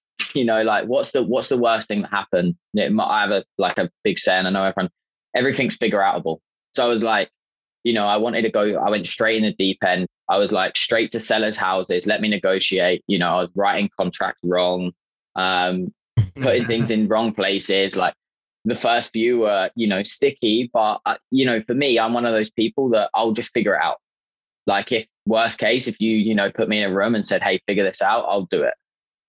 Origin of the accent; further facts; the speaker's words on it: England, United Kingdom; me being British, he was Irish. I just let him honestly abuse me for about 15 minutes about being English.